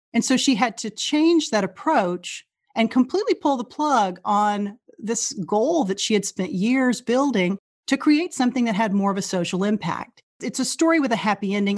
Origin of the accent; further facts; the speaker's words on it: Rising Star, Texas, United States; moved away as an adult; now in Chevy Chase, United States; I grew up in Rising Star, Texas, which is a small, very small farming and ranching community of about eight hundred people that's in central Texas